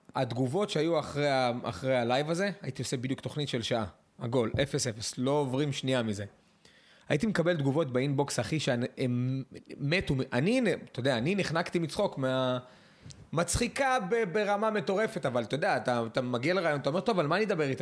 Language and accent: Hebrew; Netanya, Central District, Israel; אני גדלתי בנתניה בעיר